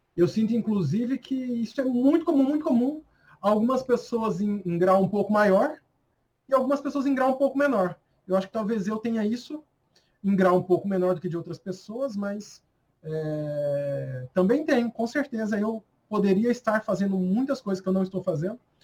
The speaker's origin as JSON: {"language": "Portuguese", "country": "Brazil", "said": "eu sou muito brasileiro"}